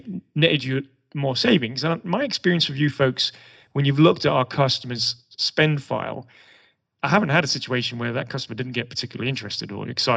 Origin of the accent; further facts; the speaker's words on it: England, United Kingdom; moved away as an adult; now in United States; the accent probably gives it away, but as an Englishman in Europe